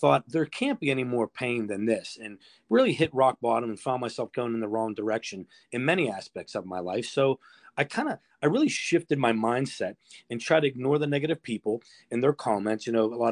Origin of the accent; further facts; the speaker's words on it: Pittsburgh, Pennsylvania, United States; born and raised in Bloomfield in Pittsburgh's Little Italy